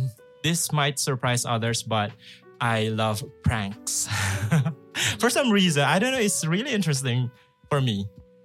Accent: Philippines; also born or lived in Manila, Philippines; now in Novosibirsk, Russia; I'm from the Philippines.

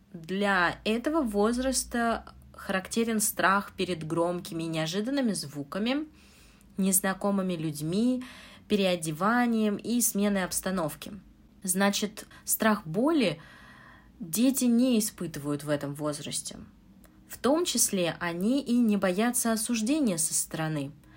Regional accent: Moscow, Russia; Я учитель английского из Москвы.

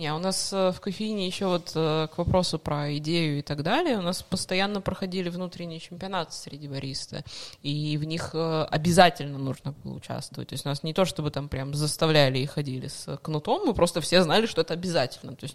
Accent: Moscow, Russia; moved away as an adult; also born or lived in Yekaterinburg; now in Saint Petersburg, Russia; а я да, из Москвы.

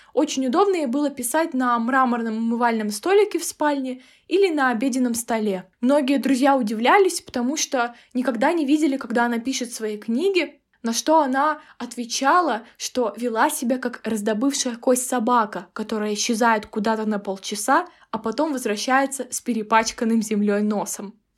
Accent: Kazakhstan; я из Казахстана

